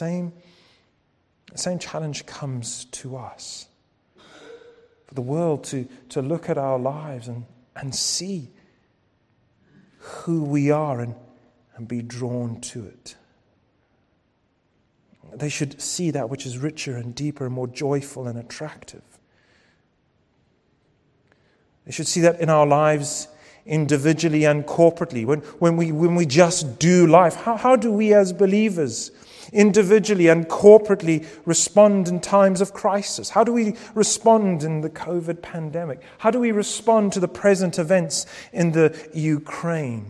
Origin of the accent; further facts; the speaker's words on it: United Kingdom; Our passports might say that we're British citizens